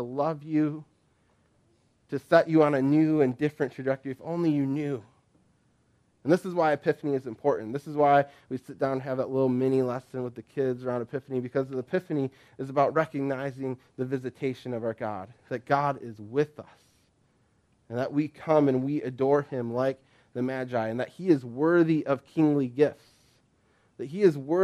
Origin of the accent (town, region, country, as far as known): United States